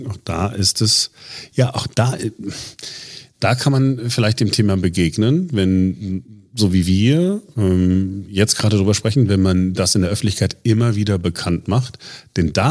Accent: Duisburg, North Rhine-Westphalia, Germany; Äh, ich bin in Duisburg aufgewachsen.

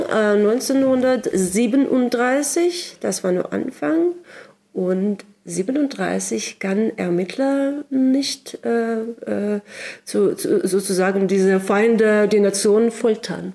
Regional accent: Sakhalin Oblast, Russia; German is a second language; moved away as an adult; also born or lived in Moscow; now in Berlin, Germany; ich komme aus Sachalin. Das ist die größte Insel äh, der Russischen Föderation.

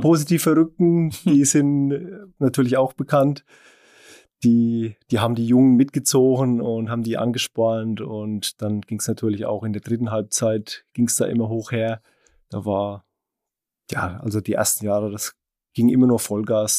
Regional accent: Unterweißenbrunn, Bavaria, Germany; Ich stamme ja aus Unterwaldbärung

